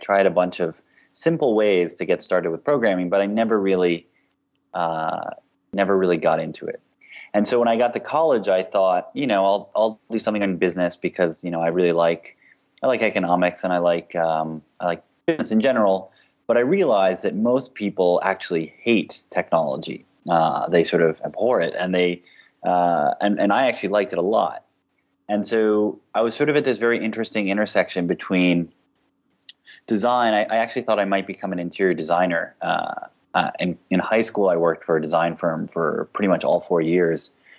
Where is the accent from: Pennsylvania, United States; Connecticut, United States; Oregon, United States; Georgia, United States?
Connecticut, United States; also born or lived in Miami; now in San Francisco, United States; so I am a transplant from Connecticut and Miami. I'm in San Francisco now